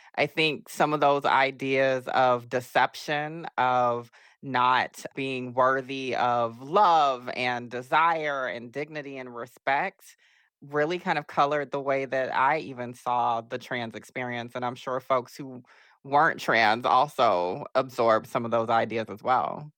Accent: Augusta, Georgia, United States; I'm from Augusta, Georgia

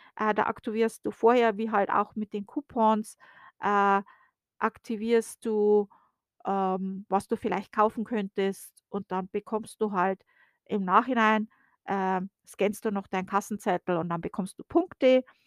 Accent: Germany; now in United States; bei uns in Deutschland

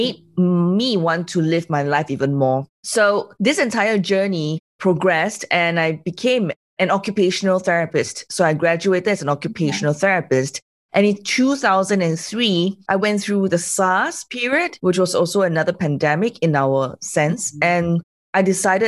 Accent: Singapore; I'm from Singapore

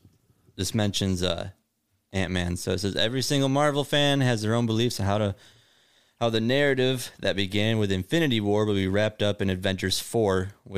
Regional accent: Wisconsin, United States; I'm from Wisconsin.

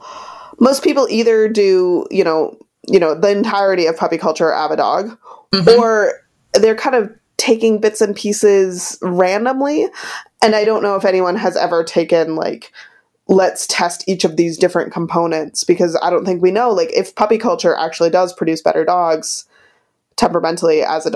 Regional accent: Wisconsin, United States; I'm from Wisconsin

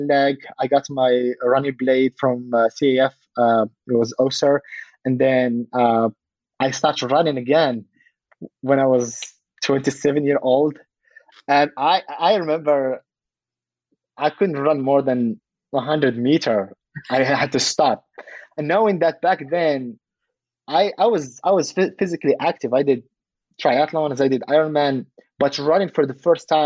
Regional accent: Casablanca, Casablanca-Settat, Morocco; also born or lived in France / Colorado Springs, United States; now in California, United States; I was born in Casablanca, but I never went outside of Casablanca.

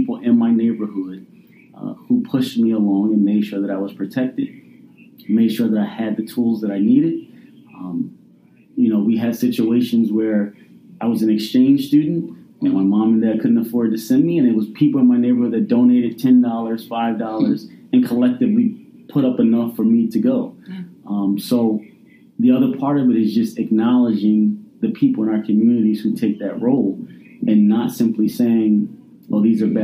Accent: Philadelphia, Pennsylvania, United States; I grew up in Hunting Park in North Philadelphia

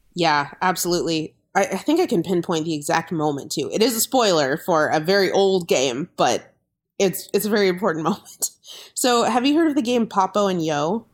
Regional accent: Corvallis, Oregon, United States; I grew up in Corvallis, Oregon

